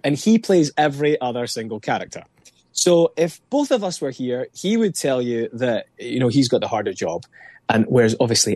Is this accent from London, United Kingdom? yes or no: no; Scotland, United Kingdom; as a Scot, as a Brit